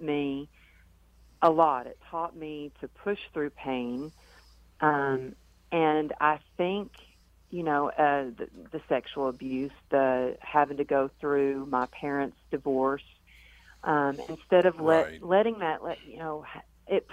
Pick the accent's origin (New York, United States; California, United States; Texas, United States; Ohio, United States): Texas, United States; growing up in Texas where we had sayings like, suck it up, cowgirl up, get her done